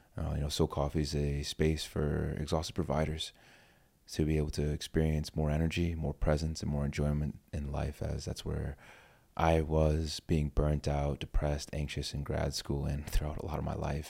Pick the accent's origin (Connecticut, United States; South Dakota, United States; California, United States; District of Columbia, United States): Connecticut, United States; East Hartford; I grew up in East Hartford, Connecticut